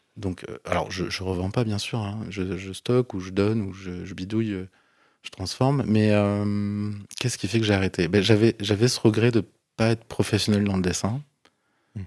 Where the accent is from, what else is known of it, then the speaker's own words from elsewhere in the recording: Bordeaux, Nouvelle-Aquitaine, France; moved away as an adult; je suis de Bordeaux